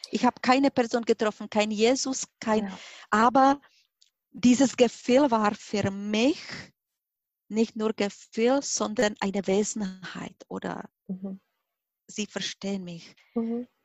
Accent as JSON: {"language": "German", "country": "Czechia", "second_language": "German", "moved": "yes", "lives_now": "Germany", "said": "Sie hören mit meinem Akzent, ich bin nicht Deutsche. Ich bin 1995 nach Deutschland gekommen und dort habe ich gelernt, Deutsch zu sprechen. Mhm. Und heutzutage, wenn ich Deutsch spreche, dann denke ich auch Deutsch. Ich bin Tschechin."}